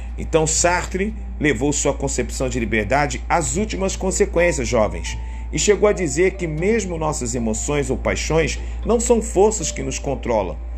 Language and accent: Portuguese; Rio de Janeiro, Brazil; Sou brasileiro, homem e cresci em, no Rio de Janeiro